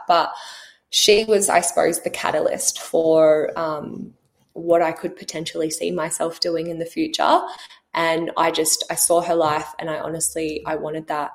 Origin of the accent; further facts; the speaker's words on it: Australia; also born or lived in New Zealand; we grew up in New Zealand. Um, when I was 10, we moved to Australia to a really small country town where we um, mum and dad bought a dairy farm, so we grew up on 400 acres close to the beach.